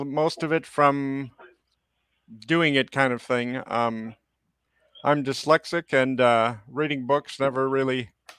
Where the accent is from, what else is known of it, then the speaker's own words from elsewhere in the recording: San Francisco, California, United States; I'm originally from San Francisco.